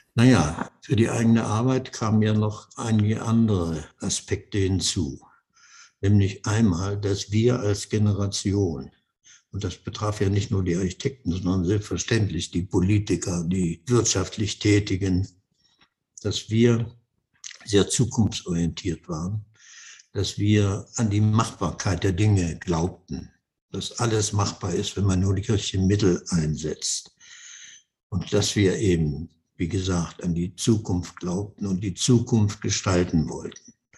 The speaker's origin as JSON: {"language": "German", "country": "Germany", "also_born_or_lived": "Netherlands", "said": "wir Deutschen"}